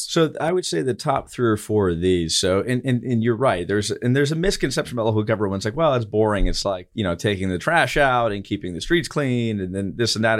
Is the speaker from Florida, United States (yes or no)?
yes; Eustis, Florida, United States; in my hometown of Eustis